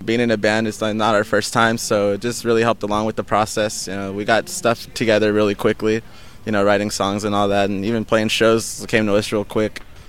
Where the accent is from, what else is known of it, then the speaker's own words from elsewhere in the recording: Lynwood, California, United States; when I was a kid growing up in Linwood.